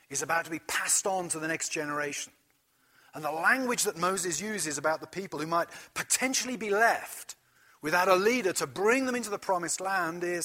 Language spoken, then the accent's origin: English; Gloucestershire, South West England, United Kingdom; now in United States; Where I grew up in Gloucestershire, in the west of England, it was a small town that was built on the wool trade